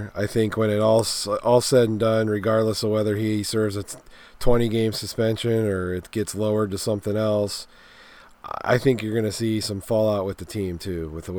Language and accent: English; Pittsburgh, Pennsylvania, United States; living in Pittsburgh, growing up in Pittsburgh area.